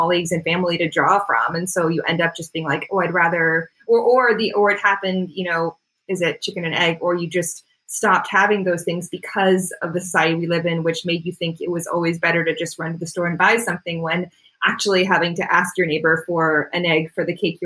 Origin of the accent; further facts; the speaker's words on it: Florida, United States; now in Canada; I was born in Canada, but I grew up in Florida